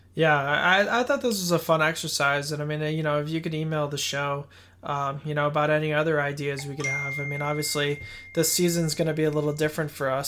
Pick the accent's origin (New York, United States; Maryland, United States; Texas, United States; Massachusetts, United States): Massachusetts, United States; Boston; growing up in Boston